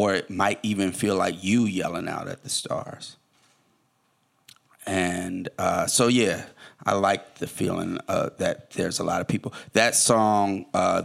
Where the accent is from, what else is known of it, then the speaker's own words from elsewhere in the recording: Oakland, California, United States; also born or lived in Detroit; I'm from Oakland, it's a relatively small town